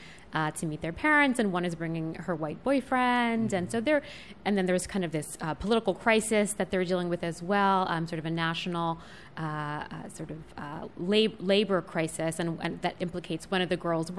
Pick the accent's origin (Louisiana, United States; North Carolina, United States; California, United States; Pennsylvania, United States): Pennsylvania, United States; central; I grew up in central Pennsylvania